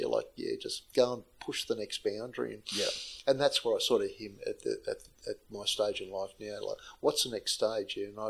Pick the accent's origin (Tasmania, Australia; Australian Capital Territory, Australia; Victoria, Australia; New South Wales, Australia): New South Wales, Australia; Sydney; moved away as an adult; also born or lived in South Africa; I grew up in Sydney, and all I want to do is get out of Sydney and go overseas at 21.